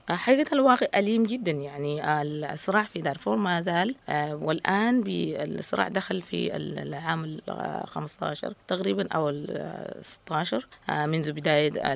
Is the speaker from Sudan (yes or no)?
yes; Sudan; نحن كناس آه، من السودان